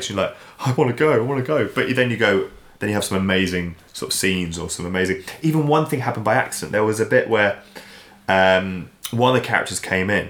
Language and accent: English; England, United Kingdom; "Hello, I'm …. I'm English, um